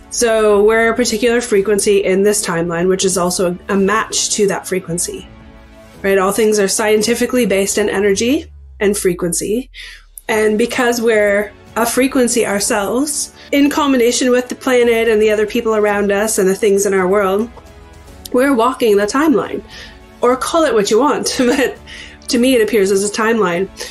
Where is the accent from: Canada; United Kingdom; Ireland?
Canada; also born or lived in Ontario, Canada; I am a Canadian. I live in Ontario, Canada.